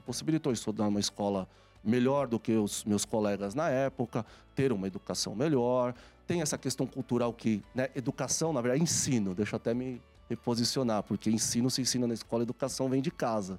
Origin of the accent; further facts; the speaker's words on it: São Paulo, Brazil; eu nasci aqui em São Paulo